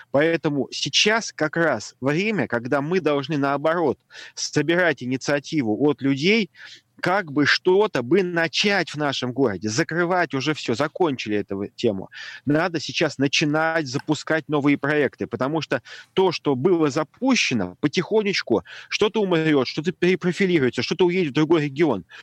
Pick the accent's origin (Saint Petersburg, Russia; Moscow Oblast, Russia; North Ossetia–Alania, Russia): Saint Petersburg, Russia; но я вот вырос на Гончарной улице. Это самый центр города.